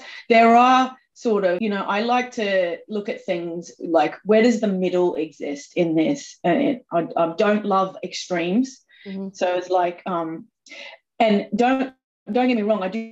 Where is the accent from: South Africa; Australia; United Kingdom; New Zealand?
Australia; I'm from Australia, so I am quite sweary